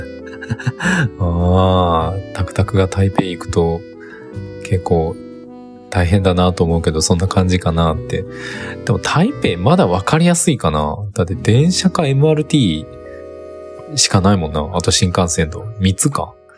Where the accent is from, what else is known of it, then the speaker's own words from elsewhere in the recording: Japan; 日本人の僕たち